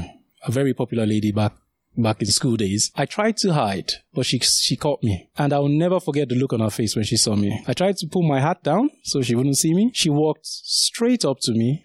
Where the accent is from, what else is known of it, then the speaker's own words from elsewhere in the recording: Lagos, Nigeria; also born or lived in Sagamu, Ogun State, Nigeria; now in United Kingdom; I grew up in the south, initially in a place called Sagamu, which is in Ogun State. And then after that, we moved to Lagos, where I spent most of my sort of youth